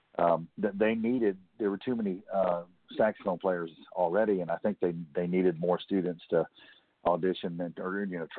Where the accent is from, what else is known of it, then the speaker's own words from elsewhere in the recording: Baldwin County, Alabama, United States; also born or lived in Pensacola, Florida; I was raised in Baldwin County, Alabama, which is basically the southernmost county